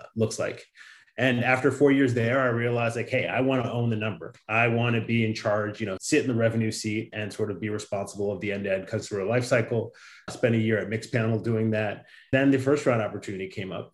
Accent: Chicago suburbs, Illinois, United States; now in San Francisco, United States; My parents are both from Nigeria, and we grew up in the Midwest in the Chicago suburb

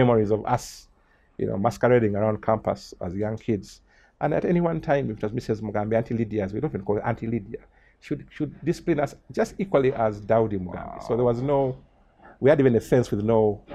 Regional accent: Kampala, Central Region, Uganda; also born or lived in Kashari; lucky that we were born, or we grew up in Makeri, from around 1970

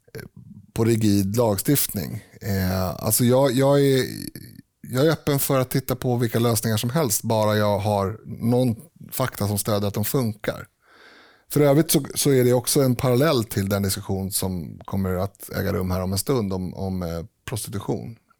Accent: Sweden; vi är ju svenskar

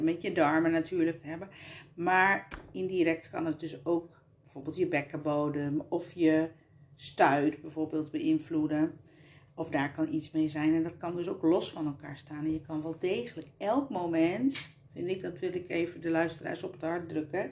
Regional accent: Colombia; now in Netherlands; ik uit Colombia kom

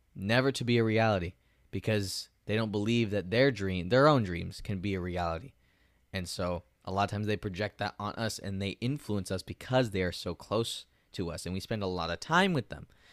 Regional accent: United States; I'm an American

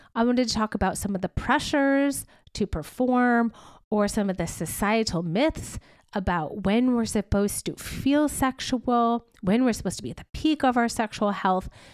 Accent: upstate New York, United States; moved away as an adult; also born or lived in Boston, Massachusetts; I moved home, my hometown, to upstate New York

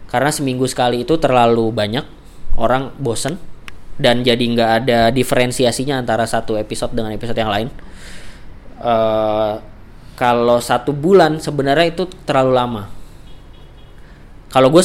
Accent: Yogyakarta, Special Region of Yogyakarta, Indonesia; saya … dari Jogja, rencananya mau bikin podcast tentang jalan-jalan.

